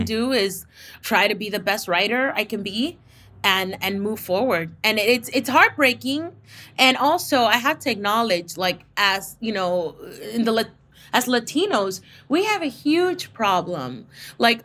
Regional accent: Miami, Florida, United States; moved away; I come from the East Coast and Miami, you know, shout out to 305.

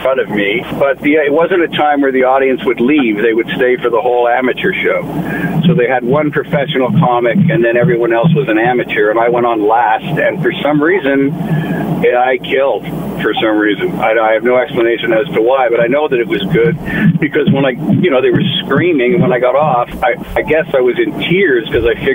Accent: Ottawa, Ontario, Canada; I grew up in Ottawa, Ontario

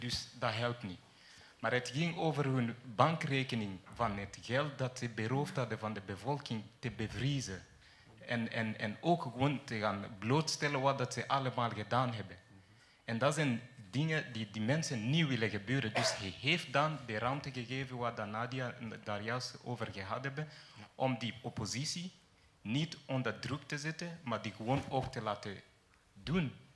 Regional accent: Kenya; moved away; ik ben van Kenia

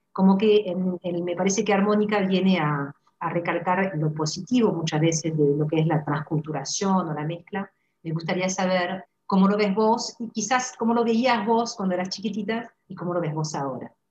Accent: France; now in Argentina; como francesa

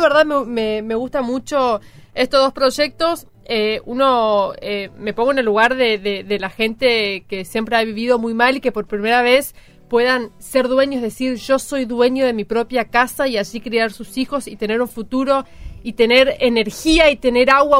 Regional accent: Chaco, Argentina; yo soy chaqueña

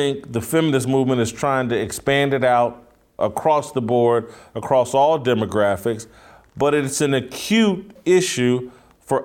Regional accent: Indianapolis, Indiana, United States; moved away; I'm from Indianapolis, relatively major city, and this weekend, when I was at home in Indianapolis

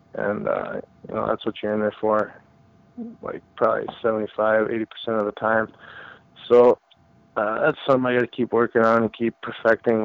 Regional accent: Wisconsin, United States; my hometown or my home state at uh, at Green Bay

